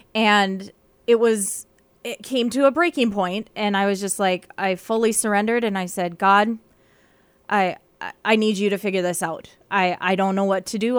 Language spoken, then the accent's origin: English; Carrington, North Dakota, United States; moved away as an adult; now in Bemidji, United States; I am from mid North Dakota, like central North Dakota. I'm from Carrington